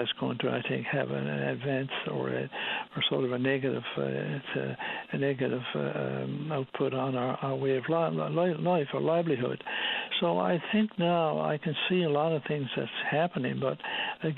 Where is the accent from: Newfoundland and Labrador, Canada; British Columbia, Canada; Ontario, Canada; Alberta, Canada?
Newfoundland and Labrador, Canada; West Coast of Newfoundland; now in St. John's, Canada; I'm originally from the West Coast, and we have much warmer weather on the West Coast of Newfoundland